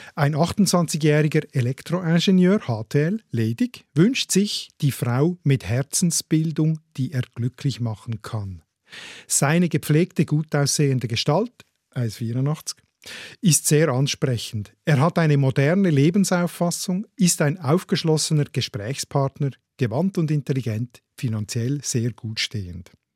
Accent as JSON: {"language": "German", "country": "Switzerland", "said": "bei uns in der Schweiz"}